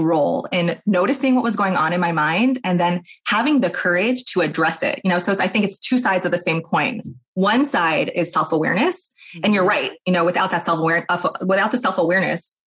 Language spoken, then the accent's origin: English; New York, United States; moved away as an adult; now in Portland, United States; I live in Portland, Oregon. I'm from New York originally